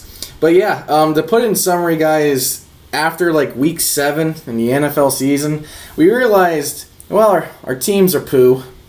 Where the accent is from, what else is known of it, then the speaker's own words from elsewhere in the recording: Jacksonville, Florida, United States; also born or lived in Tallahassee, Florida; I'm from Jacksonville. Grew up, born and raised there.